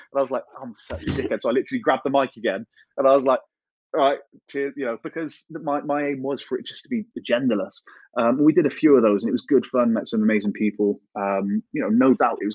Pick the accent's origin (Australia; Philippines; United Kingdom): United Kingdom; Gloucester, South West England; I'm a kid from Gloucester